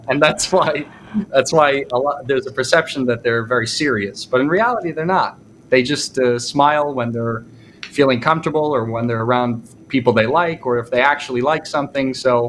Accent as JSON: {"language": "English", "town": "East Brunswick", "region": "New Jersey", "country": "United States", "tie": "born or raised there", "moved": "as an adult", "lives_now": "Russia", "said": "My father is Italian-American. My mom is Puerto Rican. I grew up in New Jersey in a town called East Brunswick."}